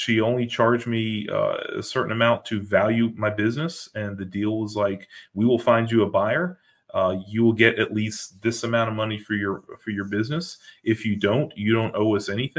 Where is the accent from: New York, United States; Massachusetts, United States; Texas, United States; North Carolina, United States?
North Carolina, United States; Greensboro; moved away as an adult; now in North Carolina coast, United States; I moved away from my home of 43 years, born and raised in Greensboro